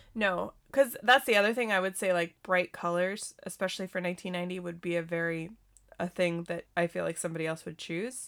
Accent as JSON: {"language": "English", "region": "Montana", "country": "United States", "tie": "born or raised there", "also_born_or_lived": "California", "said": "I grew up in California for a couple years before I, we, we moved to Montana"}